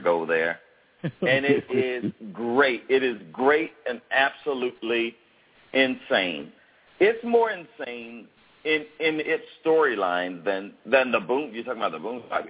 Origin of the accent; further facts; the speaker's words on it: Fayetteville, Georgia, United States; I grew up in the South and around my dad's friends